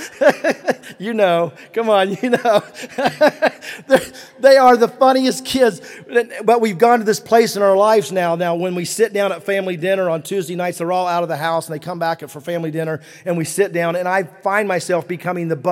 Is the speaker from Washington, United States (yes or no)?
no; West Virginia, United States; moved away; when we grew up in West Virginia